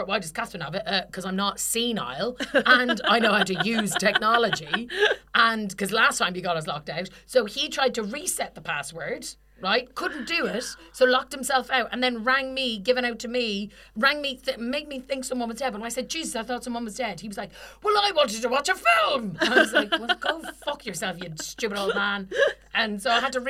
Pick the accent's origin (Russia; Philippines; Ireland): Ireland; we're Irish.